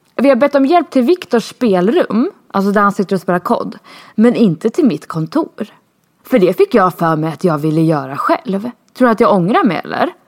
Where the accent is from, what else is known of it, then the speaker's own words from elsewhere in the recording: Sweden; moved away as an adult; now in Spain; jag var för svensk.